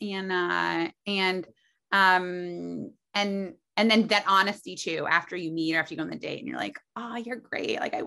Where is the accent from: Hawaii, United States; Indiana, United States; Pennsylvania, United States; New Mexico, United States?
Indiana, United States; Muncie; moved away as an adult; now in New York City, United States; I was from Muncie, Indiana